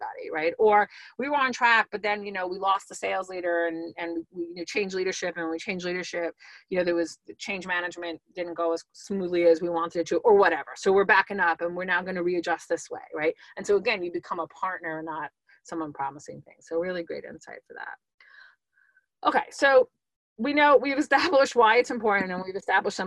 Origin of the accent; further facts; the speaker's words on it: New York, United States; I'm a New Yorker